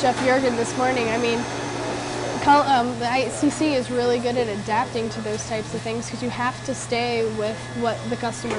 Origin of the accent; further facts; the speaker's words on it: Virginia, United States; from where I'm from, right? Yeah. Virginia buttermilk biscuits.